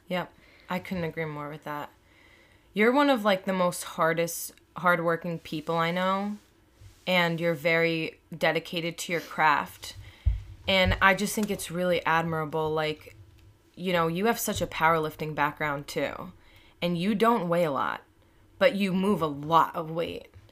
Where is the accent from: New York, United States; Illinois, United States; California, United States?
New York, United States; Long Island; I'm in Long Island and I'm, I'm from here